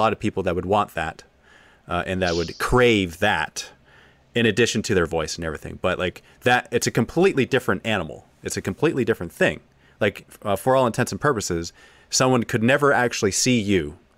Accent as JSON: {"language": "English", "region": "East of England", "country": "United Kingdom", "said": "I commonly hear English coming across in movies and audiobooks as always posh, but I'm from Essex, definitely not posh."}